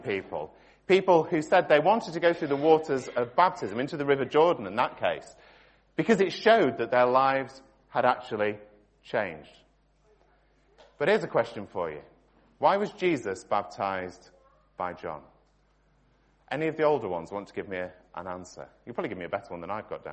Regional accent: Stockport, North West England, United Kingdom; I was born in Stockport

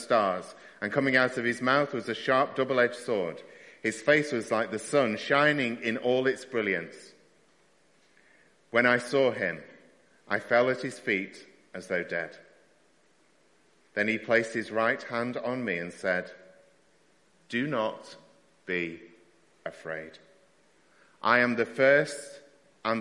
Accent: Stockport, North West England, United Kingdom; my hometown team were playing. So we went to Wrexham to watch Wrexham versus Stockport County

